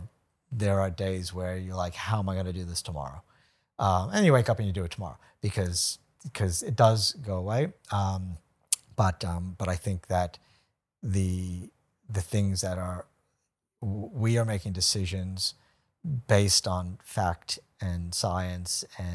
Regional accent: United States; now in Brisbane, Australia; I'm American. Like, come on. I mean, I'm not anymore.

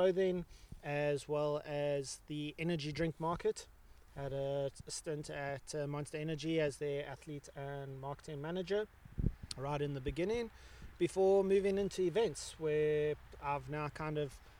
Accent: Umhlanga, KwaZulu-Natal, South Africa; growing up in Umhlanga, coastal town

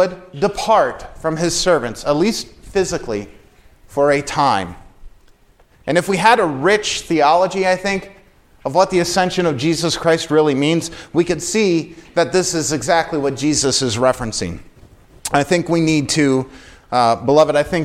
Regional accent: Lancaster, Pennsylvania, United States; I grew up in Lancaster, Pennsylvania

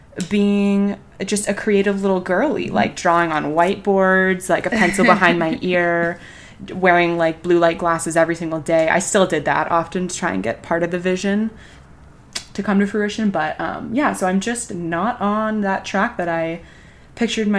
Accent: Southern California, United States; moved away as an adult; also born or lived in Santa Barbara, California / Colorado; now in New York City, United States; I'm from Southern California, born and raised

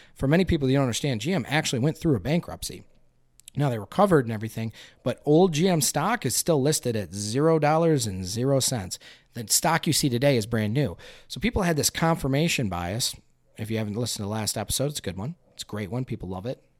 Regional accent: Flint, Michigan, United States; I'm from Flint, Michigan here in the Flint area.

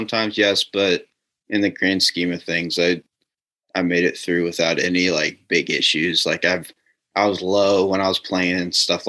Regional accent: Noblesville, Indiana, United States; I grew up in Noblesville, Indiana

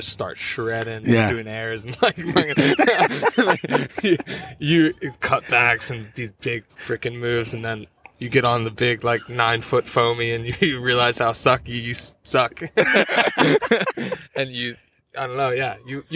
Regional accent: Philadelphia, Pennsylvania, United States; I grew up in Philadelphia

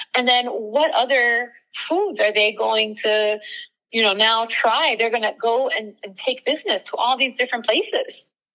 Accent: Miami, Florida, United States; moved away as an adult; both my husband and I are uh, born and raised in Miami

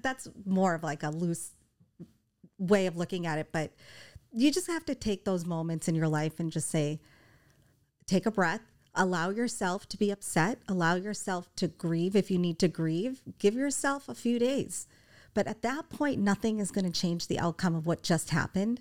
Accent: Boston, Massachusetts, United States; moved away; I'm from Boston

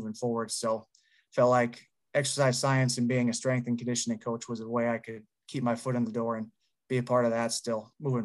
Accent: North Dakota, United States; moved away; I'm from North Dakota originally, so I'm back here freezing right now for the holidays too. But born and raised here

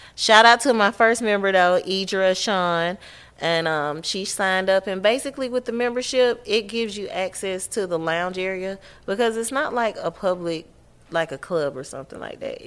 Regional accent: Atlanta, Georgia, United States; Born and raised Georgia peach.

